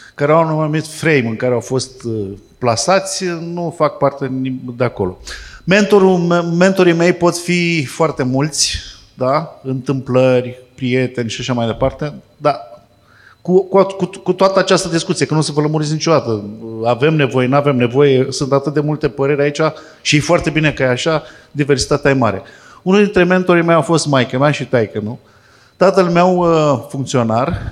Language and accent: Romanian; Fitionești, Vrancea County, Romania; Fitionești este satul meu natal